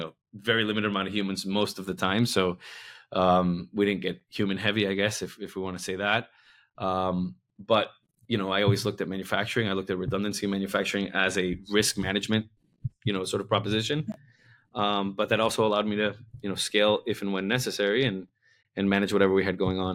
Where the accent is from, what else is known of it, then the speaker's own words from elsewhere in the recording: Miami, Florida, United States; moved away; also born or lived in New York; I'm from Miami, but I've lived in New York a bunch